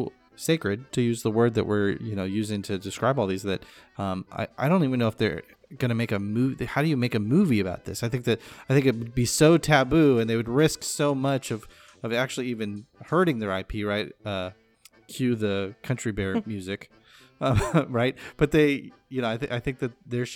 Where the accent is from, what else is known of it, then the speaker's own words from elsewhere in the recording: California, United States; growing up in California